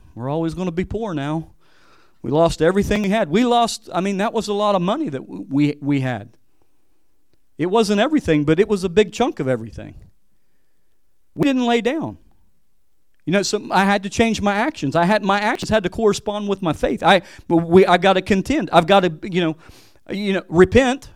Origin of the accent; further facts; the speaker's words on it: West Virginia, United States; moved away as an adult; also born or lived in Hawaii; coming back to West Virginia, I feel like a missionary back, back in my home state.